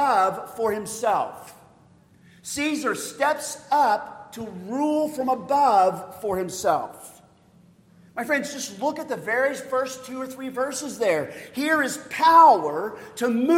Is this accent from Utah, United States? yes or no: no; Oklahoma, United States; moved away; I'm from Oklahoma